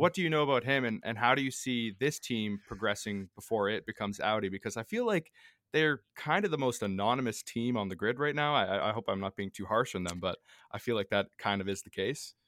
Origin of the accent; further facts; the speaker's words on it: Canada; us being Canadian